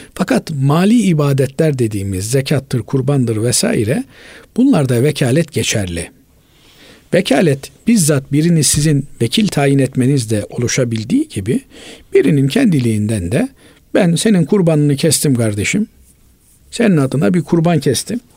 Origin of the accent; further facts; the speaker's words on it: Black Sea Region, Turkey; bizim e, Karadeniz'de öyledir